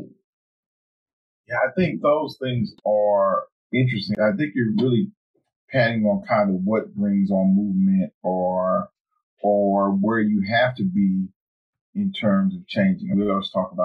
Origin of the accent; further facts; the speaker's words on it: the South, United States; where we come from and being from the South